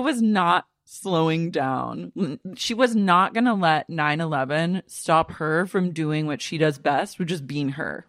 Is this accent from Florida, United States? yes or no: no; Oklahoma City, Oklahoma, United States; moved away; I grew up in Oklahoma City